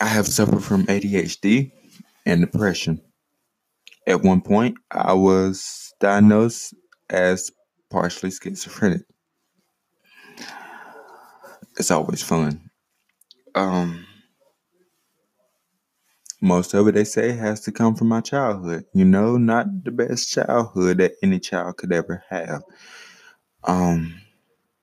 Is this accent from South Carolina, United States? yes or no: yes; Greenwood, South Carolina, United States; also born or lived in Richmond, Virginia / Saluda, South Carolina; now in Ninety Six, United States; I was born in Greenwood, South Carolina. Now, granted, I have lived in Richmond, Virginia. I have lived in Saluda, South Carolina. And now I stay in a small town named 96, South Carolina.